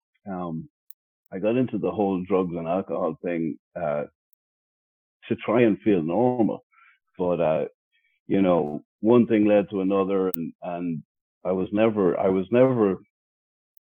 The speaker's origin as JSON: {"language": "English", "country": "Ireland", "tie": "born or raised there", "moved": "as an adult", "lives_now": "Los Angeles, United States", "said": "I'm born and raised in Ireland, moved to America around 2005. So I'm almost 20 years here in America."}